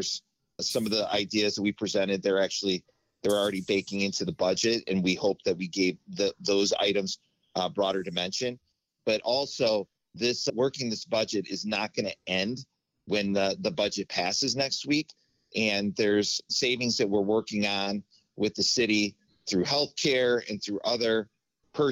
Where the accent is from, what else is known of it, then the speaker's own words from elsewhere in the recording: Lockport, Illinois, United States; I grew up in the Lockport, Joliet area